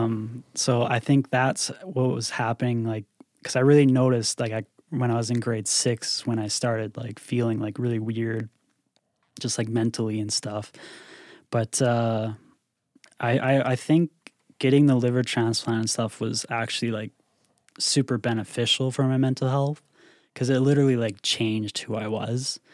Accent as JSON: {"language": "English", "region": "Northern Ontario", "country": "Canada", "tie": "born or raised there", "also_born_or_lived": "Toronto", "said": "I came back to, to my hometown"}